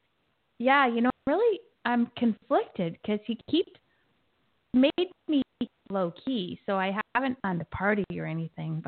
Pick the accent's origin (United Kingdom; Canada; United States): Canada; Alberta; now in British Columbia, Canada; I live in BC now and I come from Alberta